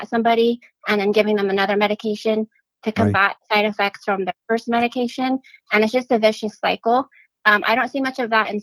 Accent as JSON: {"language": "English", "region": "Northern Arizona", "country": "United States", "tie": "born or raised there", "also_born_or_lived": "Florida", "moved": "as an adult", "lives_now": "Phoenix, United States", "said": "I'm originally from Northern Arizona. So I grew up just north of the Grand Canyon"}